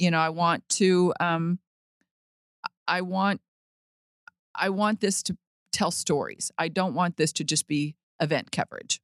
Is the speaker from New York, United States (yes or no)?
no; Las Vegas, Nevada, United States; now in Fort Worth, United States; growing up in Vegas